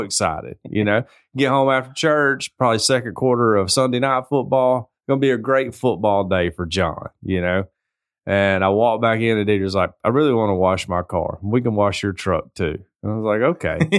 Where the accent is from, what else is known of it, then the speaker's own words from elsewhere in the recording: the South, United States; I'm from the South.